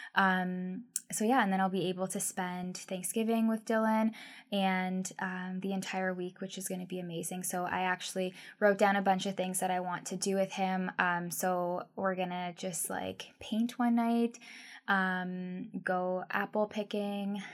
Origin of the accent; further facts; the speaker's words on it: Guelph, Ontario, Canada; also born or lived in Vancouver; now in Victoria, Canada; I'm originally from Ontario, Guelph, Ontario